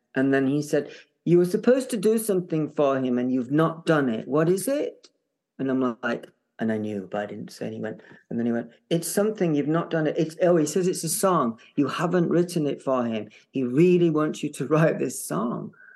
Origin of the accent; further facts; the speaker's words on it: Barnsley, Yorkshire and the Humber, United Kingdom; moved away; I'm from Barnsley